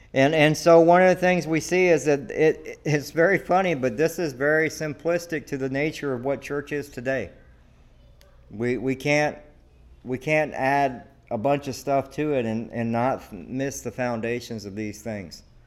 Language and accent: English; the South, United States; now in Devine, Texas, United States; I'm from the South, okay? And let me tell you, everybody goes to church